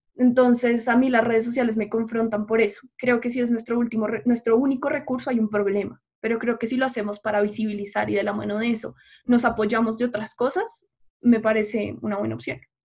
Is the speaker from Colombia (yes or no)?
yes; Colombia